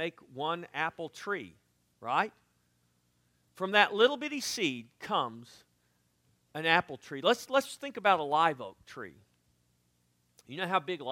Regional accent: South Texas, United States; I'm from South Texas

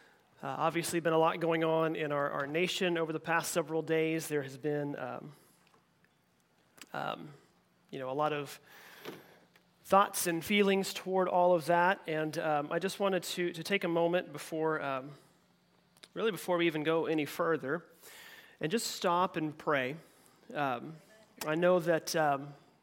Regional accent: Oklahoma, United States; moved away; I grew up in Oklahoma

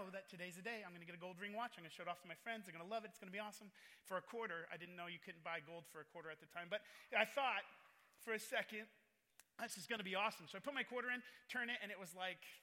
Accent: Oregon, United States; moved away as an adult; also born or lived in Nairobi, Kenya / Willamette Valley, Oregon; now in California, United States; I was born in Nairobi, Kenya. They were missionaries to the Maasai tribes. Then we moved to a small town on the Oregon coast and pastored a church.

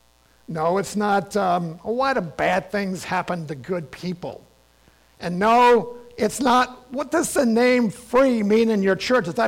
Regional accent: Richmond, Virginia, United States; my great-grandparents, who lived on a farm about 50 miles from my hometown in Richmond, Virginia

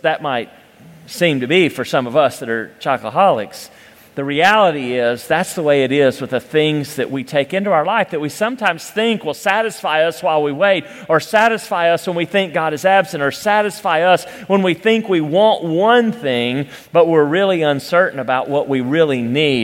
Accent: Cleveland, Tennessee, United States; I grew up in Cleveland, Tennessee

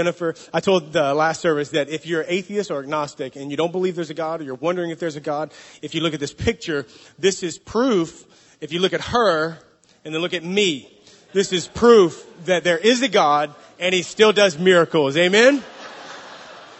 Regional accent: the South, United States; now in San Francisco, United States; We're from the South in the States

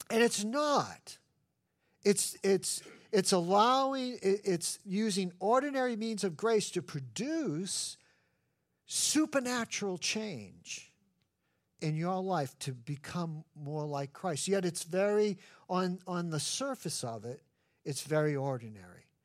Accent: New England, United States; No, I'm from New England. I want to be miserable.

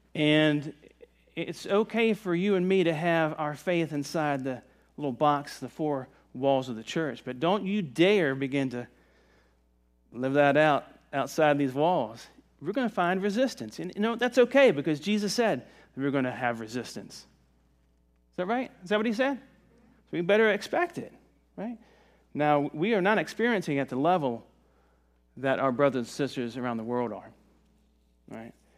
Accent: Virginia, United States; now in Myrtle Beach, United States; I'm from Virginia in the mountains

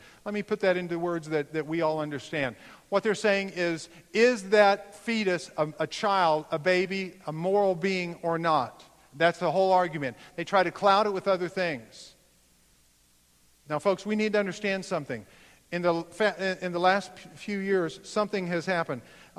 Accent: United States; I'm of German descent. I will not, as an American, stand up and allow this to happen on my watch.

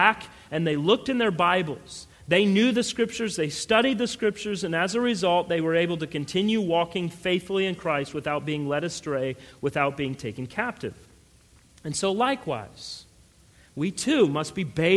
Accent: Colorado, United States; I grew up in Colorado

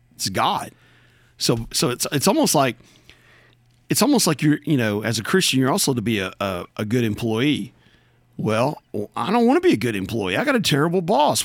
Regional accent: United States; there's nobody any more American than I am American.

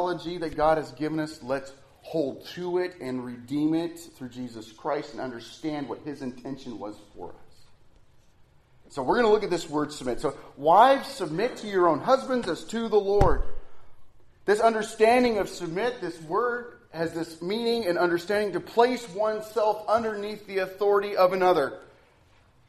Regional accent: Nebraska, United States; I'm from Nebraska.

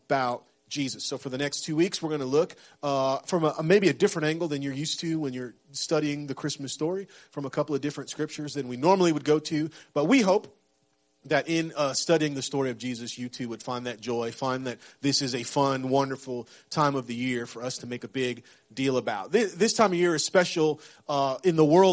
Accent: West Central Florida, United States; moved away; I grew up in West Central Florida, so I've been through some hurricanes, some tropical storms.

